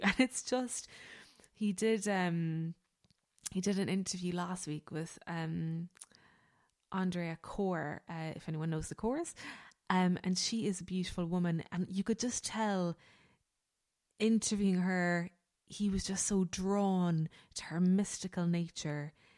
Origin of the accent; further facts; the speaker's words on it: Ireland; we as Irish people